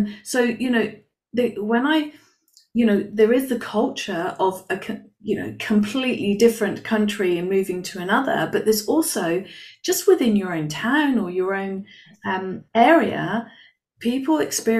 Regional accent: United Kingdom; now in Spain; I live in Spain now. I'm British and I live in Spain. I've lived in other countries.

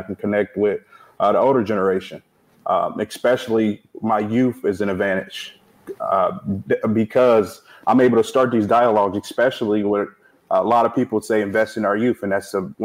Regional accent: Peoria, Illinois, United States; born and raised in the First District all my life

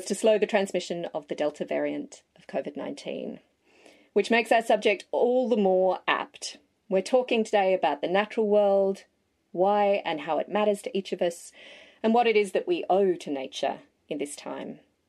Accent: Perth, Western Australia, Australia; I'm an author from Boorloo, known too as Perth

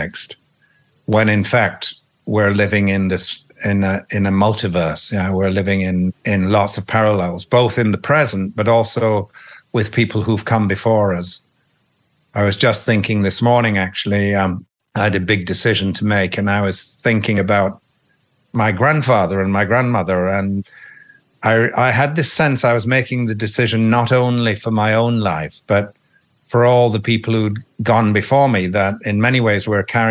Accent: Yorkshire and the Humber, United Kingdom; I grew up in Yorkshire

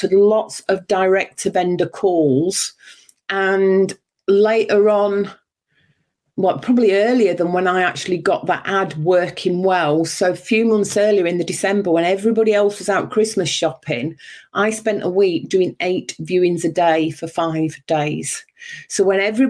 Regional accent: Yorkshire and the Humber, United Kingdom; moved away as an adult; also born or lived in Berkshire; I was born in Yorkshire, and at the age of 19, just shy of 20, I moved down south to get a job

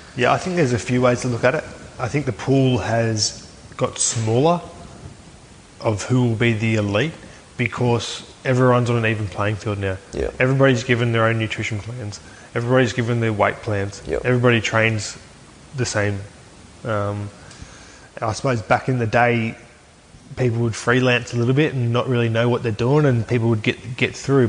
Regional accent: Aberdeen, New South Wales, Australia; I grew up in Aberdeen, New South Wales, and my old man um, played for the Aberdeen Tigers

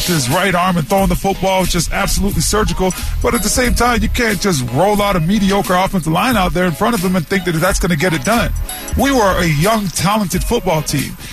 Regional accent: Canada; moved away; being a Canadian

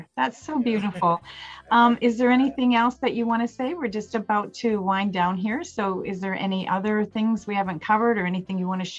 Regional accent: Canada; I'm Canadian

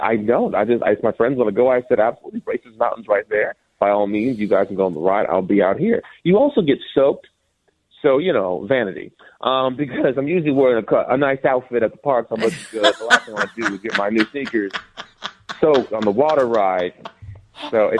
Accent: United States; as an American

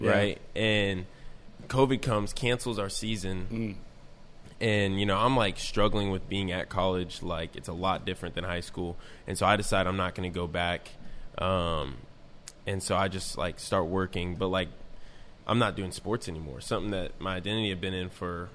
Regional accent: North Manchester, Indiana, United States; also born or lived in South Bend, Indiana; I didn't want to stay in my hometown anymore. And so that's when I left my small town of North Manchester

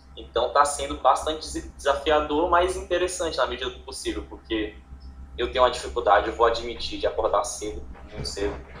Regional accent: Tocantins, Brazil; sou do Tocantins

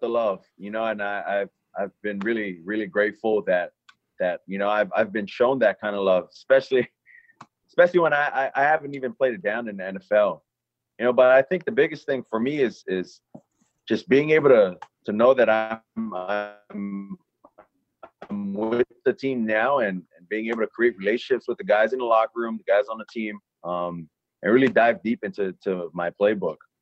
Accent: Hawaii, United States; moved away; I'm from Hawaii. I'm kid from an island

